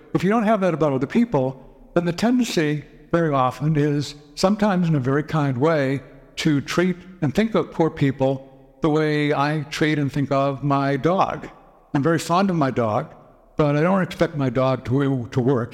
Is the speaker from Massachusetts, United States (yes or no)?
yes; Boston, Massachusetts, United States; I grew up in the Boston area